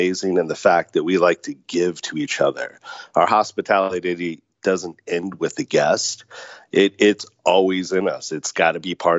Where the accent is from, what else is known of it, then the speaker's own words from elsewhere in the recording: Orange County, California, United States; moved away as an adult; also born or lived in Las Vegas; I was born and raised in Orange County